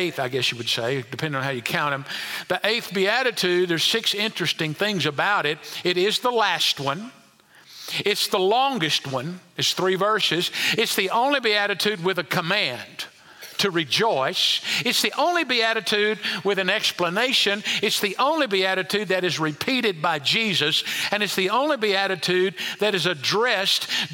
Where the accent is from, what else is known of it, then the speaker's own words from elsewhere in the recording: United States; we as American believers don't suffer as much in the way of large-scale persecution